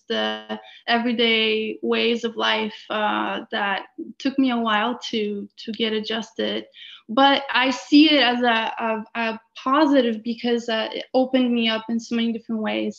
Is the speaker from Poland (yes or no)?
yes; Poland; now in Canada; I carry a lot of my sort of some of my upbringing from Poland and the ways of the culture, but then also so much more that I have gained in Canada